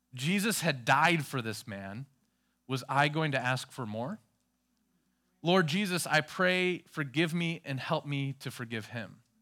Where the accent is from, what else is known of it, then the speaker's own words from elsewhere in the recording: Minnesota, United States; I was from Minnesota